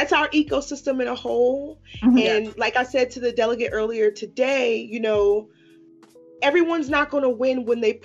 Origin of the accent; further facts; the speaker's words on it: Washington, District of Columbia, United States; I grew up in Washington, D.C. I grew up in the era of block parties and community cleanups